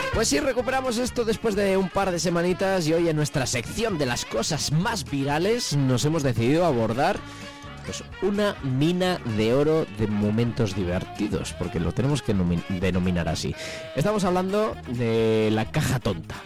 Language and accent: Spanish; Palencia, Castile and León, Spain; yo de Palencia